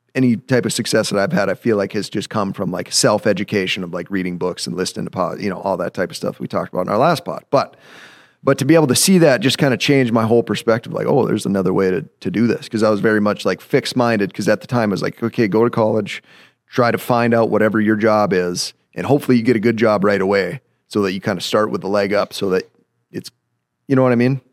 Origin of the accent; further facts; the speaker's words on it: Grafton, North Dakota, United States; So I'm from Grafton, North Dakota. Very, very proud to be from Grafton, North Dakota.